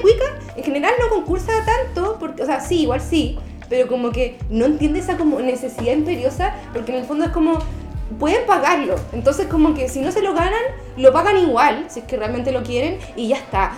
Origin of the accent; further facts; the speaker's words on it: Santiago, Santiago Metropolitan Region, Chile; nací en Santiago, ni un brillo, he estado acá toda mi vida